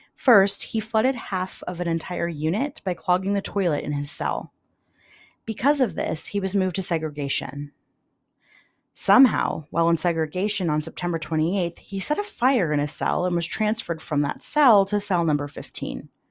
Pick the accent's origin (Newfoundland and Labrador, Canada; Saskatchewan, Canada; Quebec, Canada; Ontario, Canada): Ontario, Canada; London; my hometown of London, Ontario